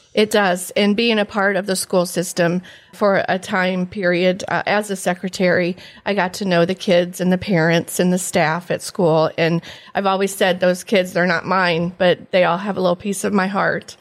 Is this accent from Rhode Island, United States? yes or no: no; Antwerp, Ohio, United States; I am from Antwerp, originally graduate of nineteen eighty-five